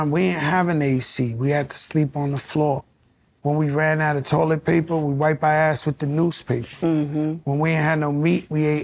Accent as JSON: {"language": "English", "region": "New York", "country": "United States", "lives_now": "Miami, United States", "said": "because I'm from New York, but my residence is Miami."}